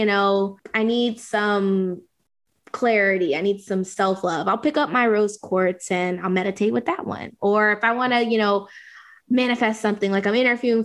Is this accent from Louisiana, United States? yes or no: yes; Southern Louisiana, United States; I grew up in Southern Louisiana from, you know, Creole background